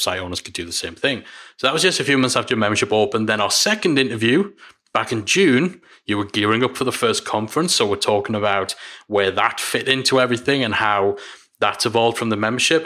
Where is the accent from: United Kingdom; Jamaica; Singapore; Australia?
United Kingdom; Newcastle upon Tyne, North East England; I'm from Newcastle